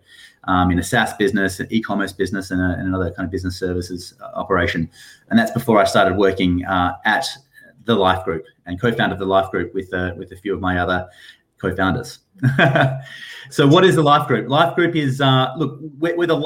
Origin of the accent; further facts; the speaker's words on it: Perth, Western Australia, Australia; moved away as an adult; now in United Kingdom; I'm from Perth in Western Australia.